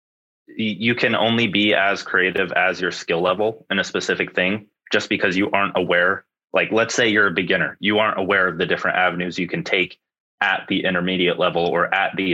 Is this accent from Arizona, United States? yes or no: yes; Phoenix, Arizona, United States; I am from Arizona, Phoenix area. Very sunny